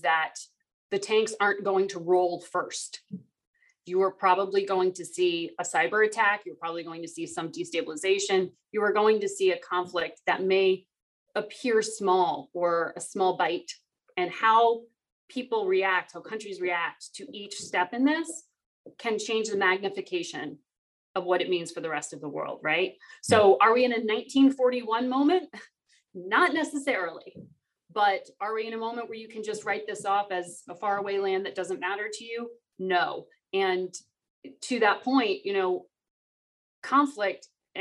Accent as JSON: {"language": "English", "region": "Connecticut", "country": "United States", "tie": "born or raised there", "moved": "yes", "said": "I grew up in Connecticut in the suburbs of New York"}